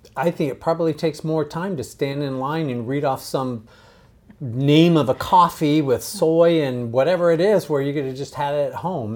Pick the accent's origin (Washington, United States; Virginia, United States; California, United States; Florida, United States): California, United States; San Diego; I grew up in San Diego